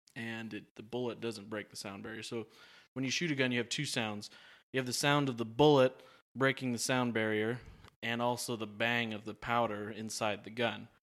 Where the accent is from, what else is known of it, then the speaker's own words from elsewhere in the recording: Oregon, United States; I'm from Oregon